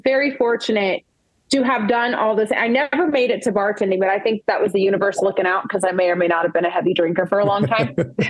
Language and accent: English; the South, United States; because I'm from the South and that's what they call your grandma, my meemaw.